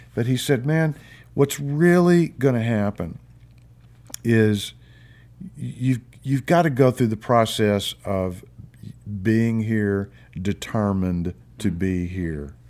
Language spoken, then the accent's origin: English; Memphis, Tennessee, United States; moved away as an adult; now in Nashville, United States; I came to Nashville from Memphis, which is my, that's where I'm from.